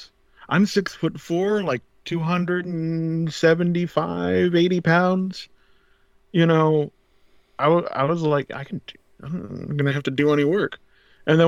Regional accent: South Texas, United States; I'm from South Texas.

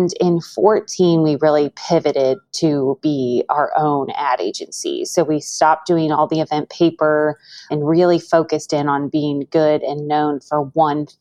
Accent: Missouri, United States; also born or lived in Chicago; moved back to my hometown in Missouri

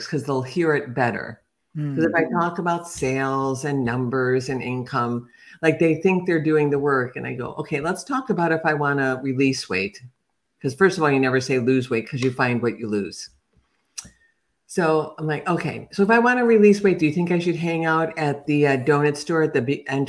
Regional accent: Chicago, Illinois, United States; now in Atlanta, United States; I'm from Chicago

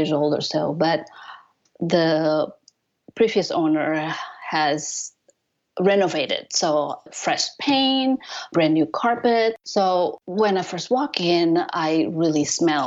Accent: Indonesia; moved away as an adult; also born or lived in Japan / Colorado; now in United States; I'm originally from Indonesia

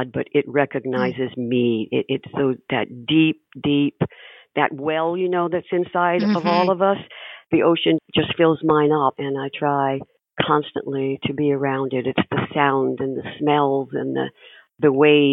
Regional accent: Panama City, Florida, United States; I was born in Panama City, you know, right then in Florida

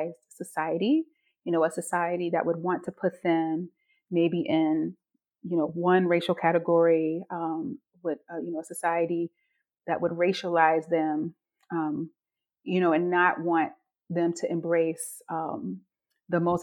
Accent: North Carolina, United States; I am from North Carolina, so the South, but North Carolina

